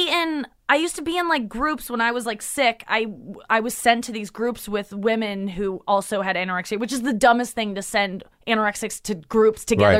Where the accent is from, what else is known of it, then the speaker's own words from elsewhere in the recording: St. Louis, Missouri, United States; St. Louis.